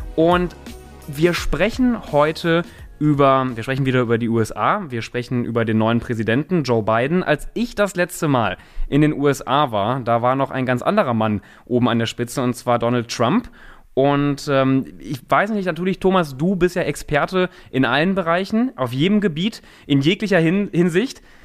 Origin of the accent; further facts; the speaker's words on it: Germany; als, als, als Deutscher, aber auch als Europäer